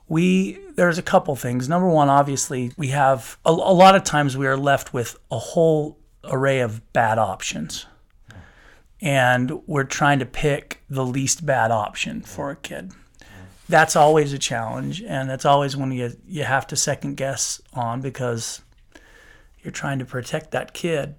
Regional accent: Salt Lake City, Utah, United States; moved away as an adult; also born or lived in Moscow, Idaho; now in St. George, United States; I grew up in Salt Lake City, came down to Saint George, went to school, met my wife

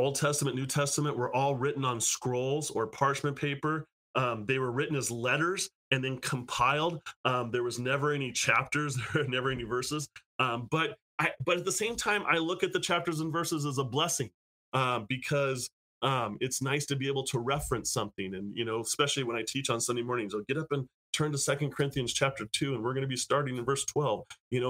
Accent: United States; now in California, United States

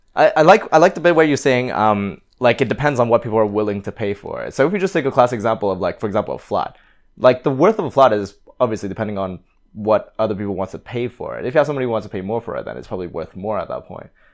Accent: Canada; now in London, United Kingdom; I, I'm originally from Canada, and my parents are from Hong Kong.

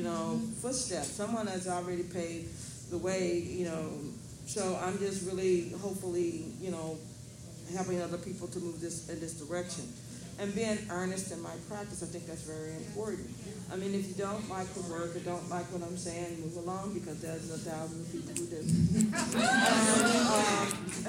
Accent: Austin, Texas, United States; I grew up in the Austin school system

